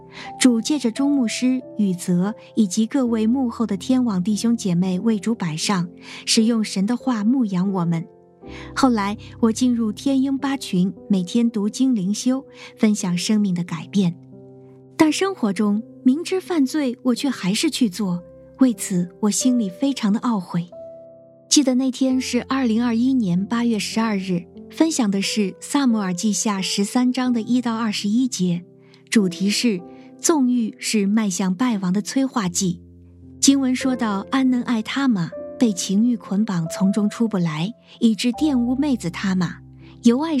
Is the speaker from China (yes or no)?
yes; Hebei, China; 我来自河北，生长在农村，家里是聚会点，信徒约有二十几个人。